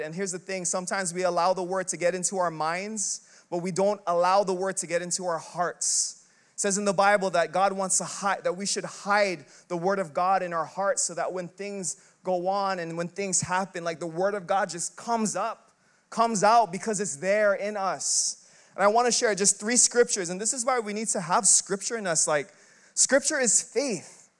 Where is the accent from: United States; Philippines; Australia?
Philippines; I'm Filipino